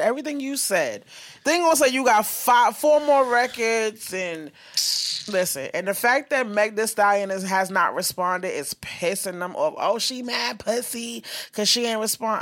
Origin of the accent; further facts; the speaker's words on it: New York, United States; I'm from New York